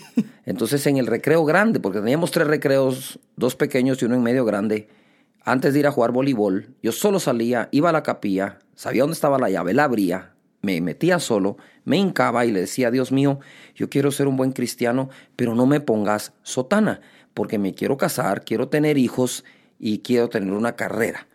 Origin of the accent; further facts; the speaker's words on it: Guatemala City, Guatemala Department, Guatemala; nací aquí en Guatemala